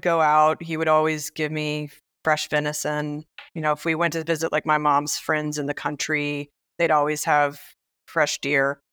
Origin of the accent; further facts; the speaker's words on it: Biloxi, Mississippi, United States; now in Brooklyn, United States; I grew up in Mississippi